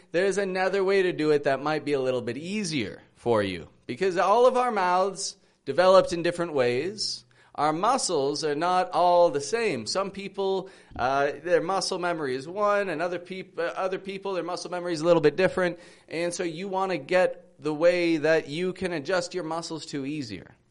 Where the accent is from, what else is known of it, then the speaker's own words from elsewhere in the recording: Toronto, Ontario, Canada; I'm from Toronto, Canada